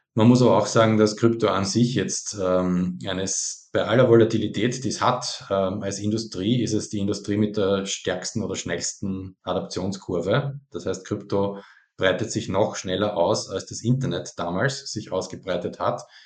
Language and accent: German; Austria; Ich bin selber Österreicher